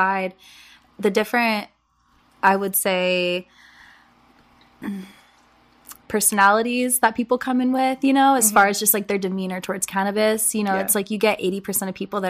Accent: San Diego, California, United States; also born or lived in Orange County; I was born and raised in San Diego

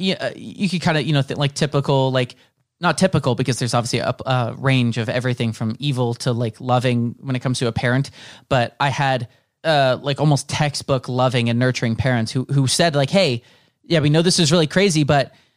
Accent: Bay Area, 30 minutes south of San Francisco, California, United States; moved away as an adult; now in Los Angeles, United States; I grew up like 30 minutes south of San Francisco

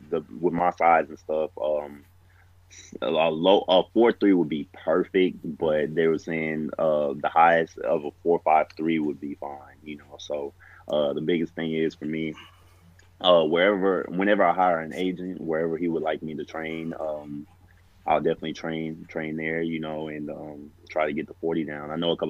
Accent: Texas, United States; going to Montana State, I'm from Texas, so I'm thinking, oh, I'm going up there with a bunch of Montana boys

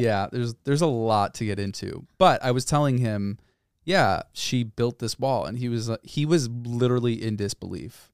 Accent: Northbrook, Illinois, United States; born or raised there; moved away as an adult; also born or lived in Boulder, Colorado

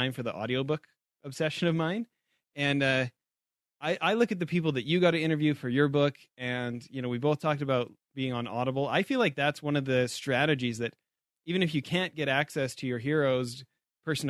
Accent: Canada; moved away; back home in Canada

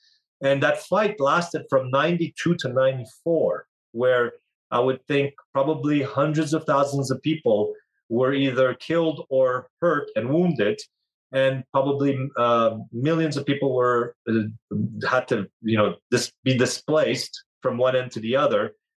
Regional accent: Canada; I never actually saw Armenia or lived in Armenia physically. I was born in Canada. So this is the story of an Armenian diaspora, an Armenian that grew up outside of its land, but still grew up Armenian and sharing the Armenian culture.

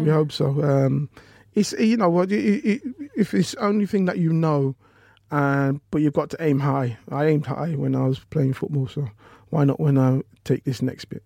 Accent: Leicester, East Midlands, United Kingdom; I'm from Leicester

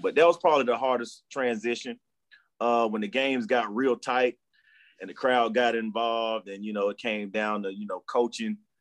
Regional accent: Charlotte, North Carolina, United States; born and raised in Charlotte, North Carolina

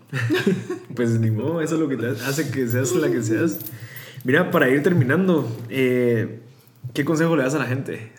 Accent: Guatemala; somos guatemaltecos

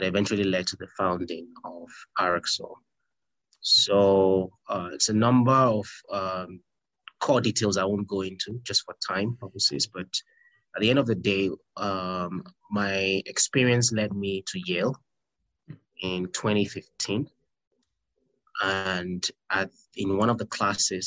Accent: Nigeria; moved away; I'm Nigerian by nationality

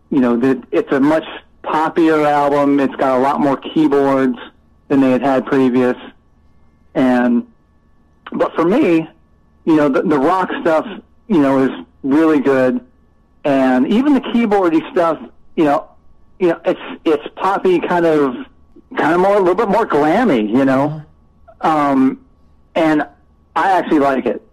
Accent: Southern California, United States; I grew up in Southern California

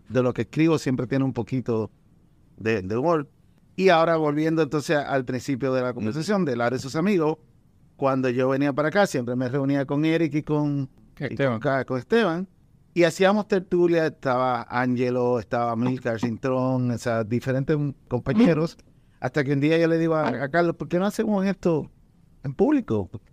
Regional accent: Puerto Rico; accent: Puerto Rican; also born or lived in Dominican Republic; yo me crié en, ambos países

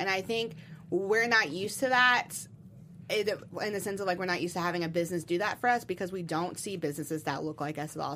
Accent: Louisville, Kentucky, United States; I'm from Louisville

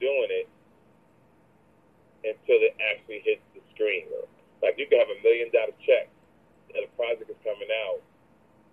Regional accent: Jersey City, New Jersey, United States; I'm originally from Jersey City, New Jersey

